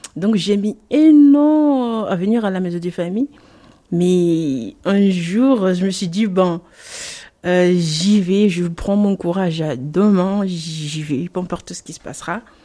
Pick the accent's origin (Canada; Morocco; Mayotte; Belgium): Mayotte; moved away; Je suis née Mayotte, j'ai grandi à Mayotte